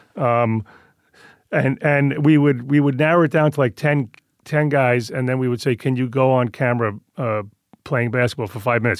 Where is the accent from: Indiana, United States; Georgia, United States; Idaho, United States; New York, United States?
New York, United States; moved away; I grew up Italian in Queens